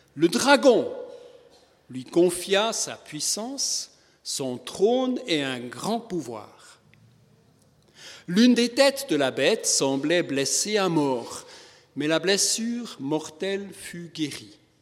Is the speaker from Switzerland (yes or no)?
yes; Switzerland; comme on dit chez nous en Suisse